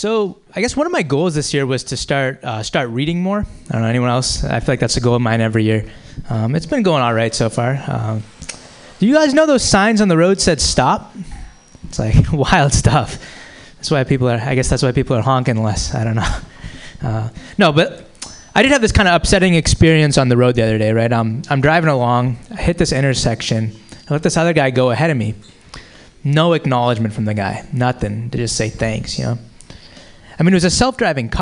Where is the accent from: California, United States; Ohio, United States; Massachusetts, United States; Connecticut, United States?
Massachusetts, United States; Boston; now in San Francisco, United States; I'm from the Boston area originally